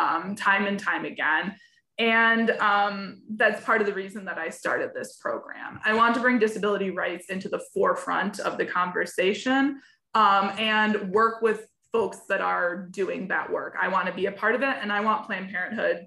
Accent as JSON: {"language": "English", "region": "Michigan", "country": "United States", "moved": "yes", "lives_now": "Illinois, United States", "said": "I'm actually not an Illinois native. I'm from Michigan"}